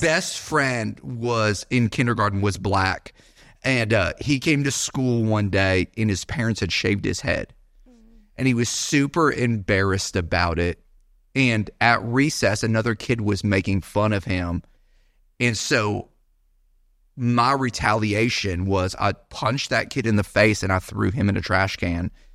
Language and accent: English; Bradenton, Florida, United States; also born or lived in Naperville, Illinois; I was born in Chicago, so born in a big city, actually Naperville suburb of Chicago. My parents, uh, moved to the Bradenton, Sarasota area, uh, when I was younger